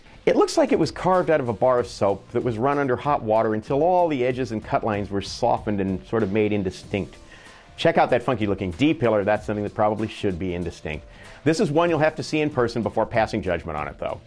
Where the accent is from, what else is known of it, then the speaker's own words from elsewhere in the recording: California, United States; in California, my home state